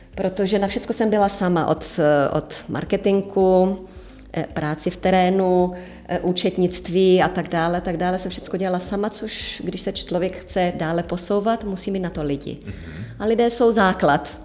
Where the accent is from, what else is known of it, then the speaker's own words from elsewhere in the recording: Czechia; now in Cyprus; jsem prdlá Češka